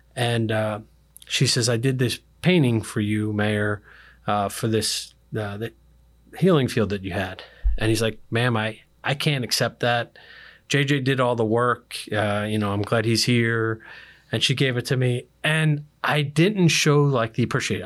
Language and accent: English; Philadelphia, Pennsylvania, United States; moved away as an adult; now in Pasco County, United States; I was born and raised in Philadelphia